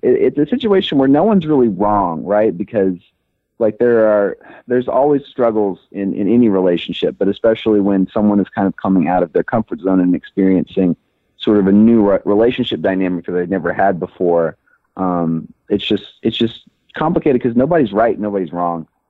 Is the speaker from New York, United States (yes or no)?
no; Memphis, Tennessee, United States; moved away as an adult; now in Los Angeles, United States; I am originally from Memphis, Tennessee. I was born and raised there